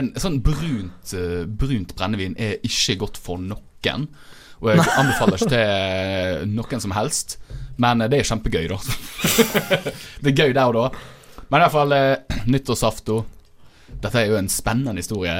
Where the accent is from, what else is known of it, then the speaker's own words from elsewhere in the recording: Fusa, Vestland, Norway; der jeg er fra